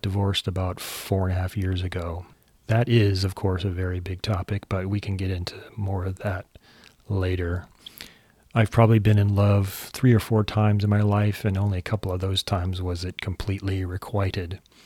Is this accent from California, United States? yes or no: yes; San Jose, California, United States; moved away; also born or lived in Honolulu, Hawaii / Davis, California / New York / Los Angeles; I was born in Honolulu, raised mostly in San Jose, California.